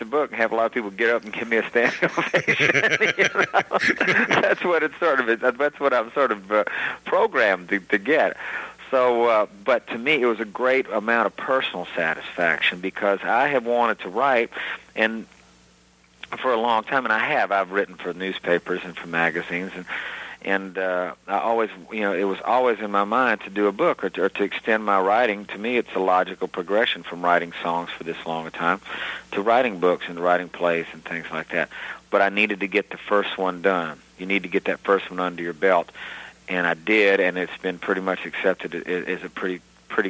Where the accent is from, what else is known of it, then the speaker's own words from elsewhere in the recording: Gulf Coast, Alabama, United States; moved away; growing up on the Gulf Coast was a unique place. In Alabama itself